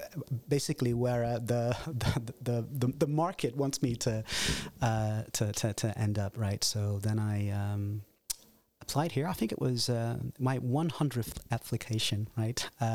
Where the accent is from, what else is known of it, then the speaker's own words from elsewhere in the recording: Netherlands; also born or lived in United States; Because I was born and raised in Holland and did my undergraduate work here, completed my master's degrees before I moved to the United States to pursue a PhD.